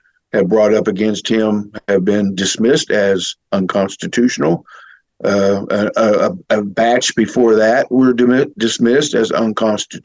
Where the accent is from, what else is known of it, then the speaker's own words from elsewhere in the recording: United States; I'm an American